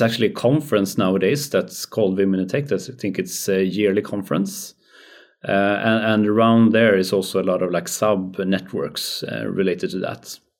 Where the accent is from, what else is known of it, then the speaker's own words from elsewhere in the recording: Skövde, Västra Götaland, Sweden; growing up in Skövde.